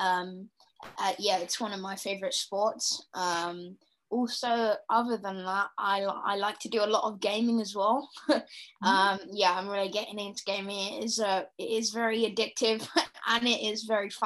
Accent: United Kingdom; I'm from the UK.

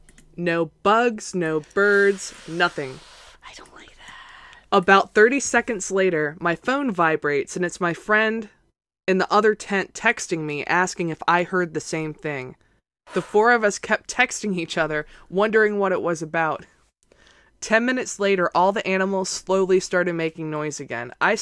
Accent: Gettysburg, Pennsylvania, United States; I grew up outside of Gettysburg, so ghost stories about Antietam didn't bother me at all.

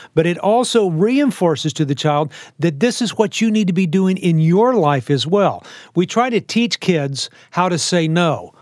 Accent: Texas, United States; I, I live in Texas. I'm a Texan. I was born in Texas

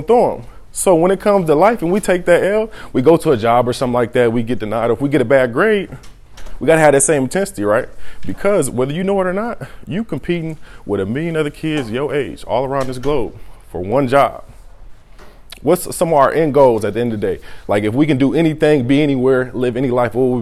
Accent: Peoria, Illinois, United States; I'm from Peoria, Illinois. I got 10 siblings

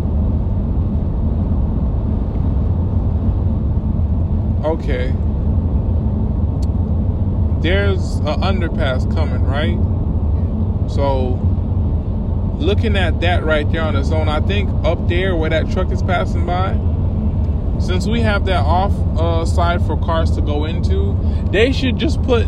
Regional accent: Miami, Florida, United States; I'm from Miami

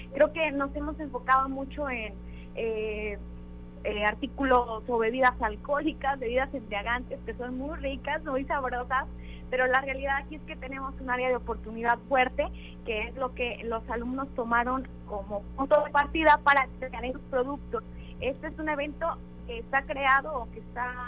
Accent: Mexico; nos representa tanto como mexicanos

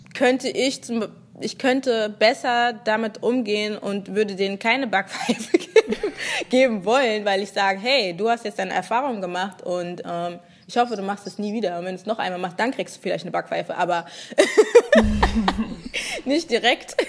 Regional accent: Germany; Ich war auch echt nicht oft in Nigeria, bin komplett hier aufgewachsen

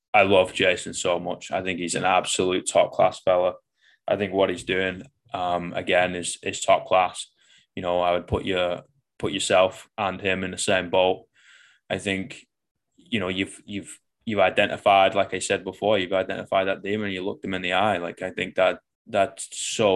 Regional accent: Manchester, North West England, United Kingdom; moved away as an adult; I came from the shit out of Manchester

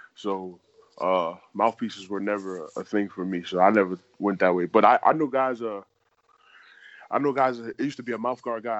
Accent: New York City, New York, United States; moved away as an adult; now in Arizona, United States; I'm from New York City

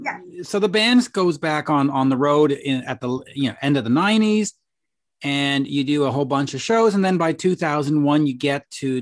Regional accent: Canada; I'm in my 50s, so I grew up watching you on Much Music up here, not much, you know, we didn't have MTV.

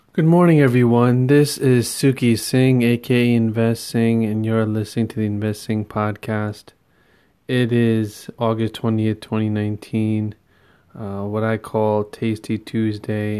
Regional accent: New York tri-state area, United States; growing up in the New York tri-state area

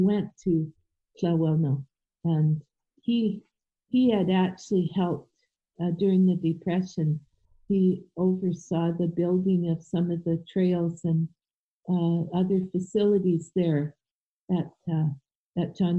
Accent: Victoria, British Columbia, Canada; also born or lived in Berkeley, California / Missoula, Montana; I grew up in Victoria, essentially went to school here, and we became Canadians as soon as we could legally

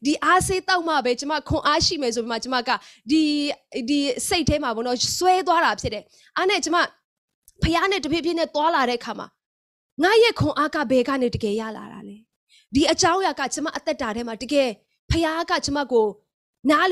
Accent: Myanmar

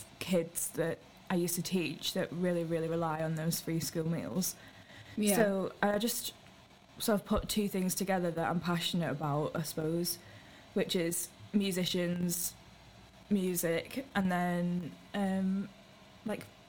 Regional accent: St Helens, North West England, United Kingdom; now in Manchester, United Kingdom; I'm from St. Helens originally, like on the way to Merseyside. But I live in Manchester now.

